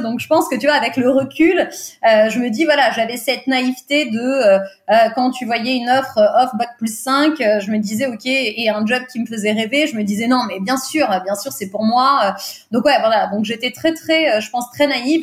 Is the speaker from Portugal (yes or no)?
yes; Portugal; first language Portuguese; French is a second language; je suis portugaise, le portugais c'est ma langue maternelle